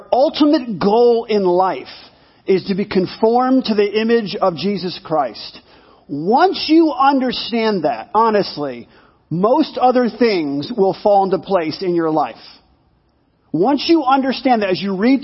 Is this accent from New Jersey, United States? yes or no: no; New York, United States; growing up in New York in a one-bedroom apartment with my mom